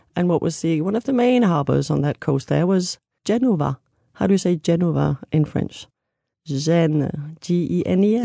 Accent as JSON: {"language": "English", "town": "Copenhagen", "region": "Capital Region of Denmark", "country": "Denmark", "tie": "born or raised there", "also_born_or_lived": "Avignon, France", "moved": "as an adult", "lives_now": "Arles, France", "said": "I was born in Copenhagen, Denmark"}